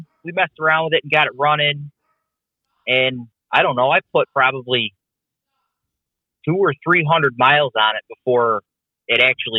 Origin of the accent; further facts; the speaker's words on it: Poughkeepsie, New York, United States; I'm originally from Poughkeepsie, New York.